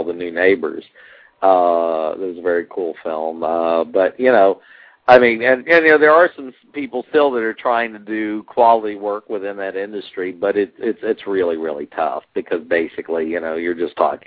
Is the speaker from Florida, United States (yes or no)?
yes; Jacksonville, Florida, United States; now in California, United States; my hometown of Jacksonville, Florida